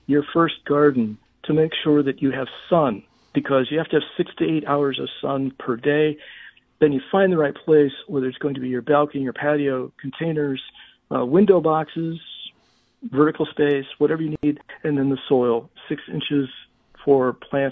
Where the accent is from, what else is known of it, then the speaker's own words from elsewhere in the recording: St. Louis, Missouri, United States; now in Dallas, United States; growing up in St. Louis